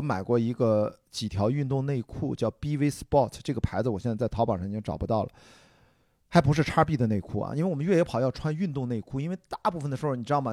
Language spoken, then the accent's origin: Chinese; Qingdao, Shandong, China; 我们山东人，我再清早长大，从小就有生吃大葱、 生吃蒜头的习惯